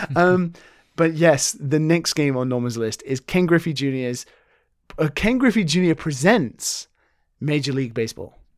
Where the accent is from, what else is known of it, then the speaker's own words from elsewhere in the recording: United Kingdom; now in Japan; being a British person